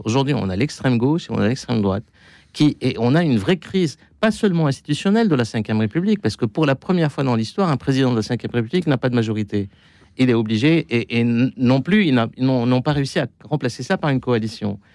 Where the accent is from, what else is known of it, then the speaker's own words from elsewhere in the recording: Lebanon; moi, en tant que Libanais